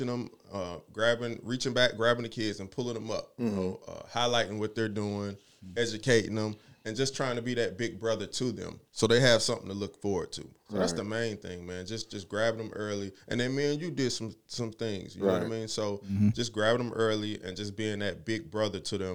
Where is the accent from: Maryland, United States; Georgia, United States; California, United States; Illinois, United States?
Georgia, United States; Atlanta; I grew up here in Atlanta, born and raised